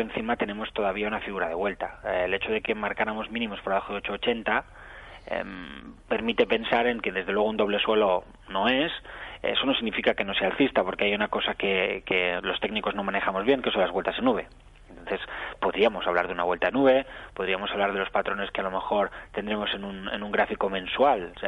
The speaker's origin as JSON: {"language": "Spanish", "region": "Catalonia", "country": "Spain", "said": "soy catalán"}